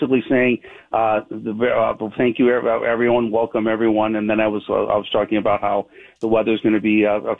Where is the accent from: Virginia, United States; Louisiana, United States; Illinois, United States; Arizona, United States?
Illinois, United States; Chicago; moved away as an adult; now in Minnesota, United States; my parents were born and raised in Argentina. I was born in Chicago, and I moved up here 34 years ago, met my wife. So I'm here to stay. I'm in Minnesota today.